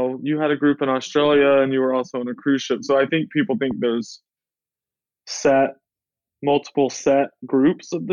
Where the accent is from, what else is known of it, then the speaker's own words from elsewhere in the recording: Soperton, Georgia, United States; now in New York City, United States; I grew up in Georgia in a very small town of 3,000 people. The city is called Soperton.